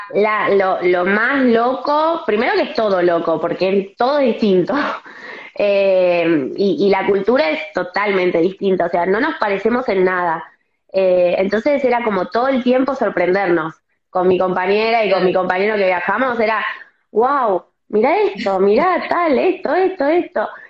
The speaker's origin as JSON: {"language": "Spanish", "region": "Buenos Aires", "country": "Argentina", "said": "yo soy, por ejemplo, de Capital, vivo cerca de, Vélez"}